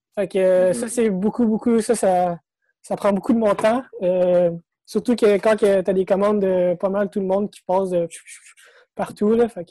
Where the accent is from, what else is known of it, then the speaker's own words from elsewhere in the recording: Sainte-Marthe-sur-le-Lac, Quebec, Canada; also born or lived in Montreal; je suis né à Montréal. OK. J'ai grandi dans le coin de Sainte-Marthe-sur-le-Lac